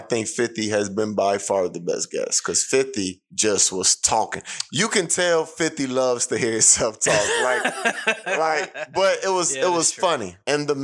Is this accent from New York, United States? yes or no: no; Chicago, Illinois, United States; I'm from the South Side of Chicago. Okay. Growing up in my neighborhood